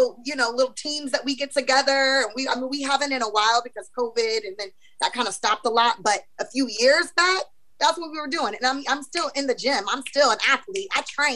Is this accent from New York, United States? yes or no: no; Missouri, United States; I mean, you know, I'm from Missouri, so Kansas City Chiefs all day.